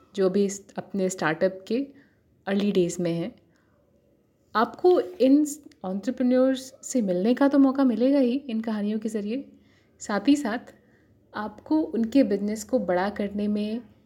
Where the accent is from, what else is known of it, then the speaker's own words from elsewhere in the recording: Purvanchal, India; मैं पूर्वांचल से हूँ